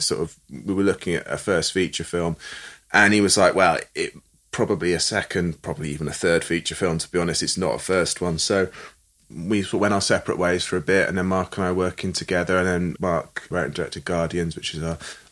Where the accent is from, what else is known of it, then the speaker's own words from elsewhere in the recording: Stroud, South West England, United Kingdom; I grew up in Stroud